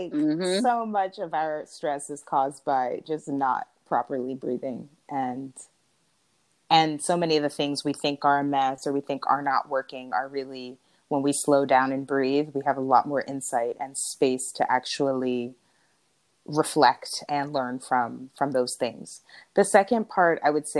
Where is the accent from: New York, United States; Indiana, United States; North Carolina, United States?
New York, United States; now in California, United States; I had moved to California. I'm from New York